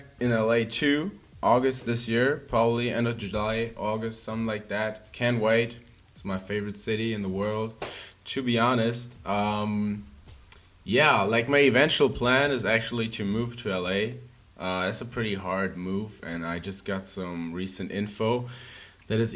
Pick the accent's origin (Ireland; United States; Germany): Germany; now in Berlin, Germany; So yeah, born and raised in Germany. Went to Berlin a year ago.